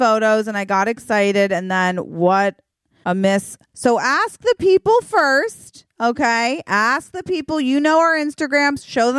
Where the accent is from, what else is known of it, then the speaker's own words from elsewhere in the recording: Virginia, United States; accent: Virginia; I think that's my Virginia accent.